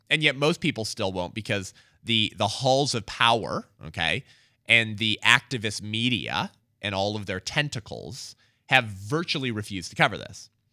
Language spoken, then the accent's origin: English; United States; we are as American citizens